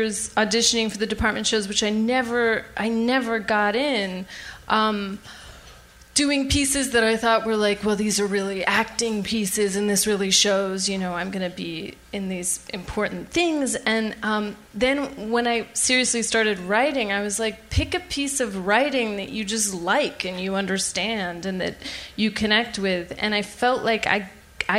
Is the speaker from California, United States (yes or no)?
yes; Sacramento, California, United States; moved away; I grew up in Sacramento, which is like in some ways a small town.